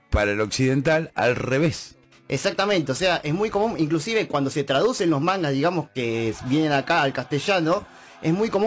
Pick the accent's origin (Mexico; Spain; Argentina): Argentina; Buenos Aires; born there; Claro, claro, nací en Boedo.